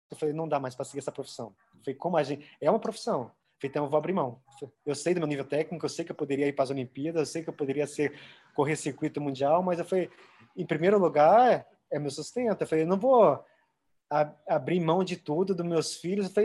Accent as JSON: {"language": "Portuguese", "town": "Avaré", "region": "São Paulo", "country": "Brazil", "said": "Avaré é lá na minha cidade, interior"}